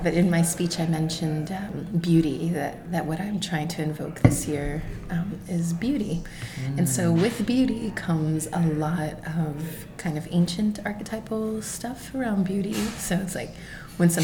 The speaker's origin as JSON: {"language": "English", "region": "Texas", "country": "United States", "moved": "yes", "said": "So I'm Mexican. I come from Texas, and my great grandmother, Carmen, she came from Mexico"}